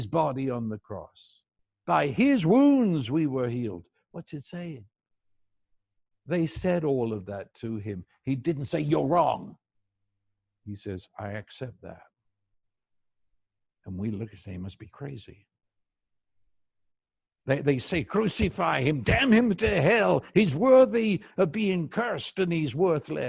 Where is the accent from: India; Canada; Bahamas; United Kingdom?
United Kingdom; I'm a Brit